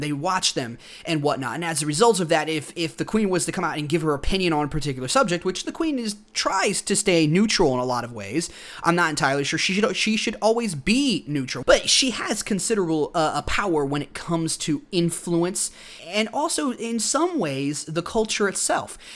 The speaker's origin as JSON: {"language": "English", "country": "United States", "said": "I'm an American"}